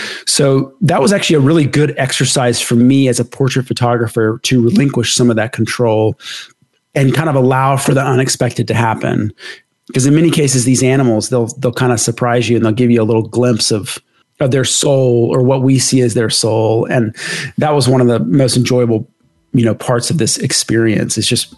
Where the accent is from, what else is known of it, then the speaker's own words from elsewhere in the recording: Dallas, Texas, United States; I'm from Dallas. He's from Dallas.